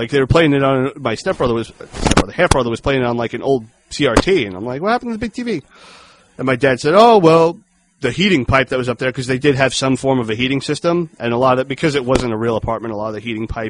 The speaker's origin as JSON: {"language": "English", "town": "Dayton", "region": "Ohio", "country": "United States", "tie": "born there", "said": "No, I was born in Dayton, so."}